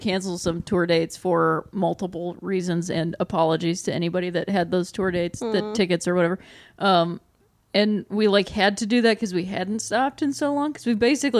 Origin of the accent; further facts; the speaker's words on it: Akron, Ohio, United States; moved away; I'm from Akron, Ohio. So I'm like a big fan of Ohio sports.